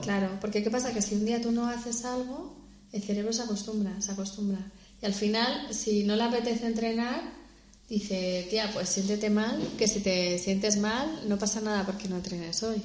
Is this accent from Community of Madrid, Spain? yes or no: yes; Madrid, Community of Madrid, Spain; Somos dos madrileñas que estamos en Madrid